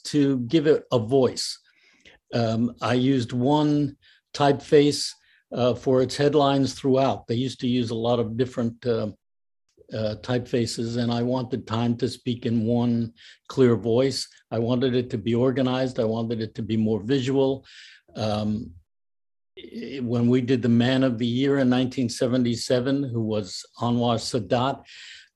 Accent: North Bergen, New Jersey, United States; I grew up in North Bergen, New Jersey, which is right over the river and near Union City and Hoboken

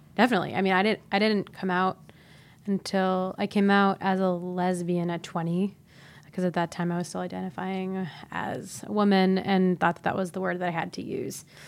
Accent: Ohio, United States; I grew up in Ohio

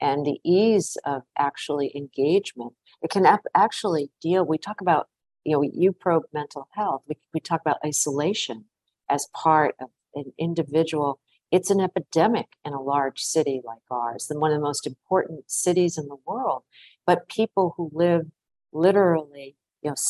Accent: Providence, Rhode Island, United States; also born or lived in Washington; now in New York, United States; I grew up in Providence, Rhode Island

